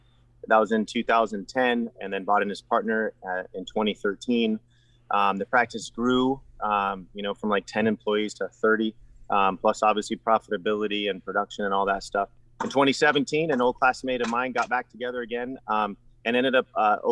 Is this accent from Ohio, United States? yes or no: no; San Diego, California, United States; moved away as an adult; also born or lived in Utah / Mozambique; now in Virginia, United States; I'm originally from San Diego, California